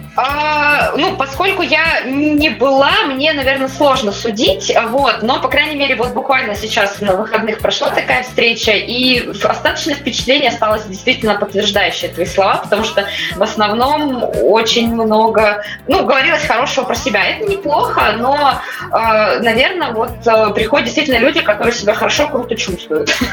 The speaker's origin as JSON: {"language": "Russian", "region": "Siberia", "country": "Russia", "tie": "born or raised there", "also_born_or_lived": "Saint Petersburg", "moved": "as an adult", "lives_now": "Moscow, Russia", "said": "я и в школе училась далеко, то есть в своем родном городе в Сибири"}